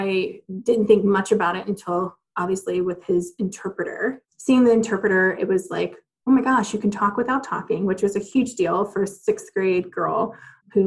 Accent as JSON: {"language": "English", "town": "Athens", "region": "Georgia", "country": "United States", "tie": "born or raised there", "said": "So I'm originally from Athens, Georgia, which is a college town in Georgia"}